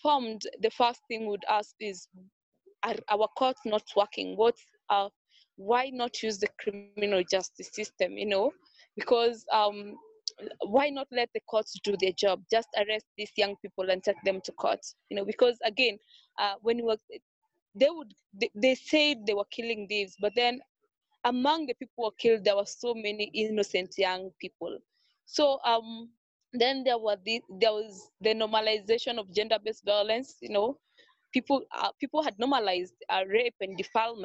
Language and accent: English; Nairobi, Kenya; So I grew up in Kayole. Kayole is an informal settlement in Nairobi.